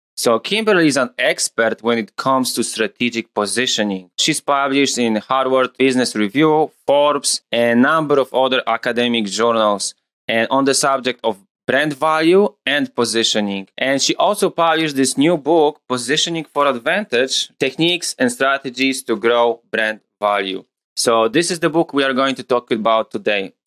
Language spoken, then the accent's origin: English; Poland; moved away; I'm from Poland originally